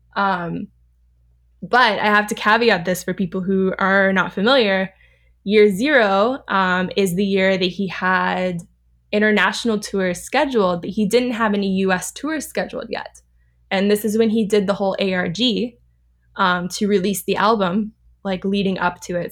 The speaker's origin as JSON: {"language": "English", "area": "Orange County", "region": "California", "country": "United States", "also_born_or_lived": "Los Angeles", "moved": "yes", "said": "I'm from Orange County, but I've lived, like, the majority of my life in L A."}